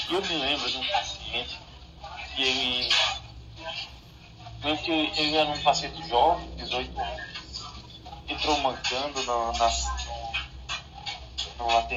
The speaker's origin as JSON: {"language": "Portuguese", "region": "Pernambuco", "country": "Brazil", "tie": "born or raised there", "said": "Eu sou do interior de Pernambuco. E... Esse final de semana eu estava lá na minha cidade, que eu cresci. E aí eu passei na frente da casa que eu nasci."}